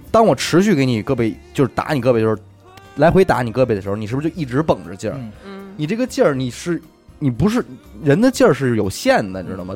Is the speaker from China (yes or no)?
yes; China; 我们中国人还普遍存在的这种文化的禁锢